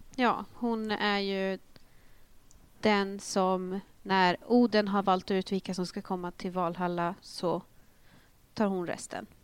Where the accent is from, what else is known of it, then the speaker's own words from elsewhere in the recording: Northern Uppland, Uppsala County, Sweden; jag kommer ju från eh, Norduppland